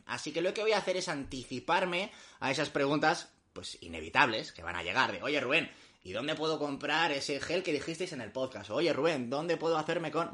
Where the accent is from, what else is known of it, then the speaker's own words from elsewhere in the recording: Madrid, Community of Madrid, Spain; los que somos de Madrid